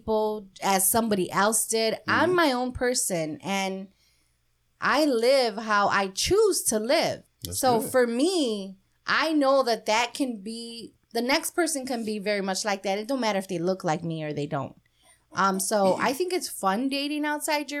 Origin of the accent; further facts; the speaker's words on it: Chicago, Illinois, United States; we're from Chicago